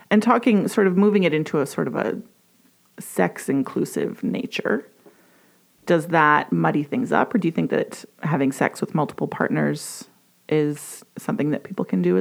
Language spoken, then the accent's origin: English; Edmonton, Alberta, Canada; I was born and raised in Edmonton, YEG